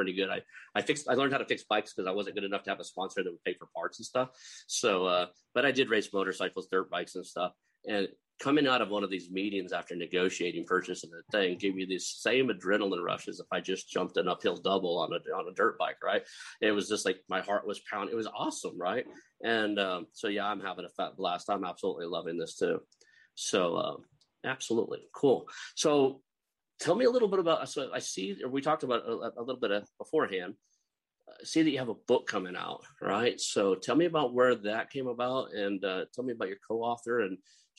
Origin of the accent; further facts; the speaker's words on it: Oklahoma, United States; accent: Oklahoma; when I joined the military, I did everything I could do to get away from my Oklahoma accent. I've been back here a while now, so you can probably pick up some of it.